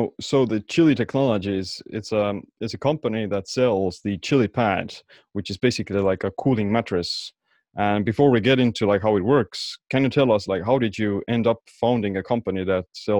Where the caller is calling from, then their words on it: Estonia; So I'm calling in from Estonia.